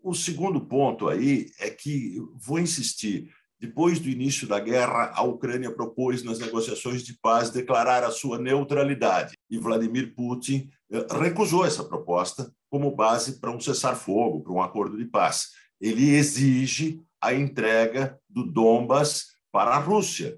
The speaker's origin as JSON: {"language": "Portuguese", "country": "Brazil", "said": "como brasileiros"}